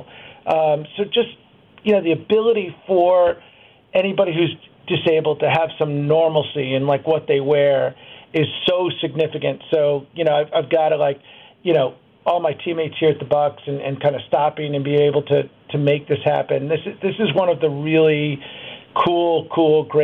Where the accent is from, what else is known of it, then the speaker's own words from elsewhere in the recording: New York, United States; now in Milwaukee, United States; I grew up in New York